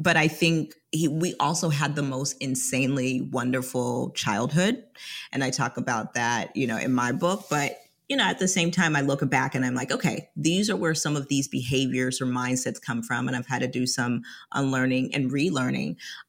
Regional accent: Atlanta, Georgia, United States; I actually spent half of my childhood here. So long story short, I am first American generation of a Liberian family.

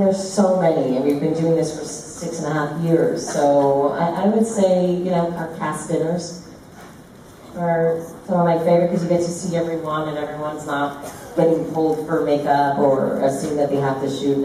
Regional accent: New York City, New York, United States; when I was growing up in Brooklyn

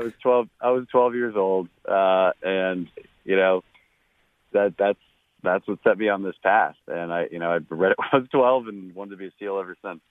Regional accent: Texas, United States; here in Texas

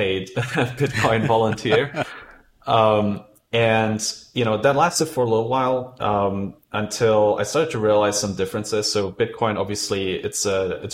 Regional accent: Germany; now in United Kingdom; I'm originally from Germany and I moved to UK

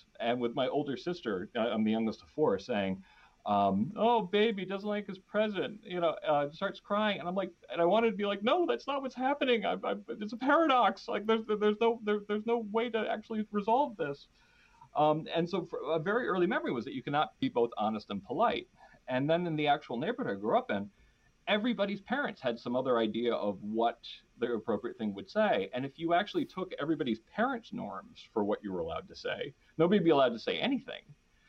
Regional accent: Danbury, Connecticut, United States; we grew up in in Danbury, Connecticut, which is like in the burbs of New York City.

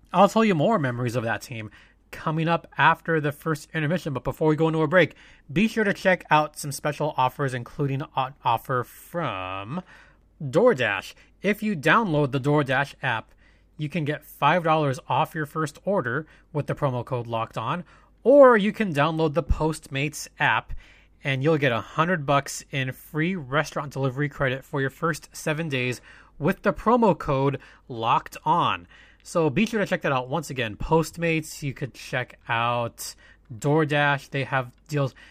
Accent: SoCal, California, United States; born or raised there

